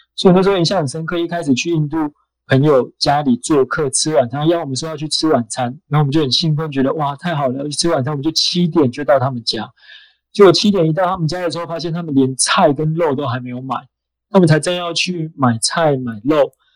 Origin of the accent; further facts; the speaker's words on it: Taiwan; also born or lived in India; 我来自台湾 ，呃，现在住在台北，那我现在是在一个基督教的组织工作，那我过去有十年的时间，呃，在印度工作，在印度生活，当志工，做志工的工作这样